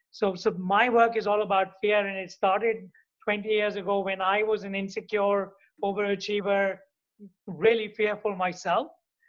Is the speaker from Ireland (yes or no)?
no; India; also born or lived in Hungary / United States / South Africa / Dubai; now in New York, United States; So I'm originally from India. I'm the son of a physicist.